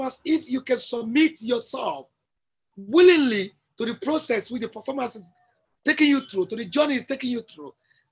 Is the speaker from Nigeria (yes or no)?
yes; Nigeria; I'm a Nigerian and I'm a true Nigerian